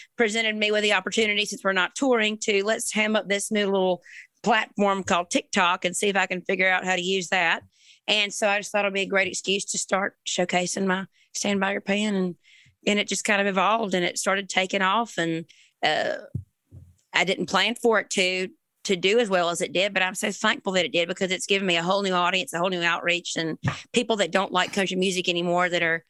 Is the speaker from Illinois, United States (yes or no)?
no; Springfield, Georgia, United States; moved away as an adult; also born or lived in Savannah, Georgia; now in Nashville, United States; Born in Savannah, raised in a little town called Springfield, Georgia.